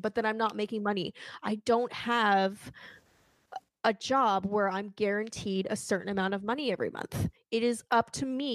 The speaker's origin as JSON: {"language": "English", "country": "Canada", "said": "I'm Canadian"}